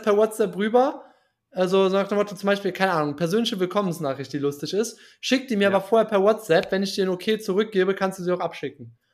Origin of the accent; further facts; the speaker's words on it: Germany; als Deutscher